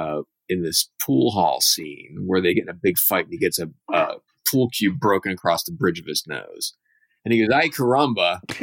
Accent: Dallastown, Pennsylvania, United States; I grew up in Dallastown, Pennsylvania.

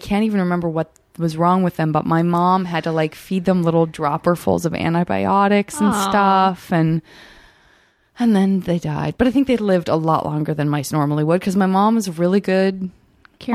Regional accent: Arizona, United States; I'm from Arizona

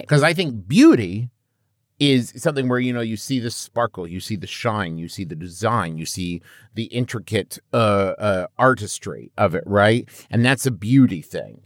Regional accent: Huntington, West Virginia, United States; I'm from Huntington, West Virginia, home of the Thundering Herd

